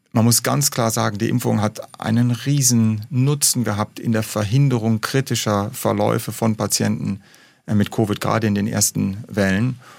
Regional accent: Rhineland, Germany; moved away; also born or lived in Hamburg; als Rheinländer

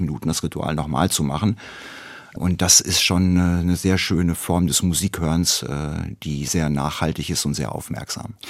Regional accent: Hamm, North Rhine-Westphalia, Germany; moved away as an adult; now in Dortmund, Germany; Meine Geburtsstadt Hamm

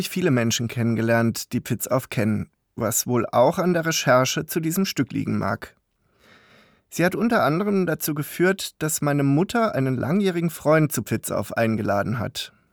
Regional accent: Karlsruhe, Baden-Württemberg, Germany; Ich komme aus Karlsruhe, tief in Baden. Meine Frau und ich sind mit Pfitzauf aufgewachsen

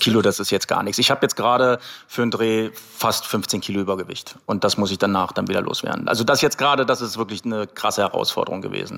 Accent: Berlin, Germany; also born or lived in Croatia; ich bin hier aufgewachsen in Berlin

